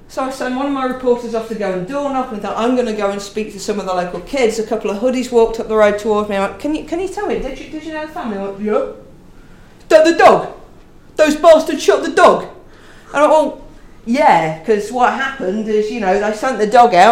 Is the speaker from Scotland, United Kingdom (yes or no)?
no; Leicestershire, East Midlands, United Kingdom; moved away; I grew up in Leicestershire